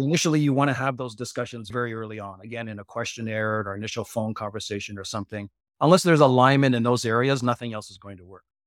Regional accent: Japan; I grew up in Japan.

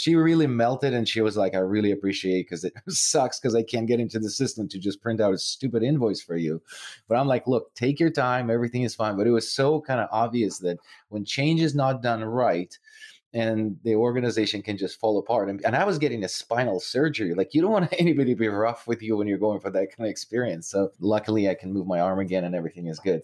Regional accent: Ukraine; moved away; I'm originally from Ukraine

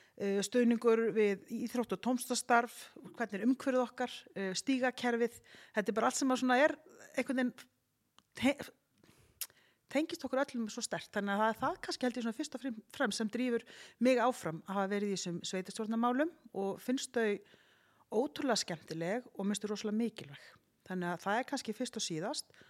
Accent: Garðabær, Capital Region, Iceland; Ég er búin að alast upp í Garðabæ

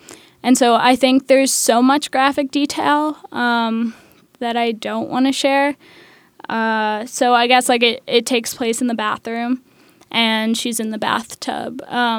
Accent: Manhattan, New York, United States; I'm 20 years old and I go to Pratt Institute. I'm from Manhattan.

